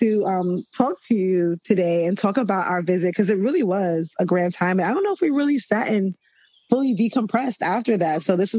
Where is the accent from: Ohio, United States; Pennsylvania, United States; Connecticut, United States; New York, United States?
New York, United States; but I'm a New Yorker